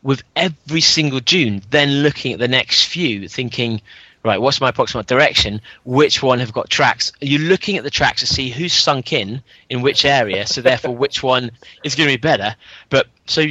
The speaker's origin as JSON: {"language": "English", "region": "London", "country": "United Kingdom", "said": "I'm up in Frimsbury in London"}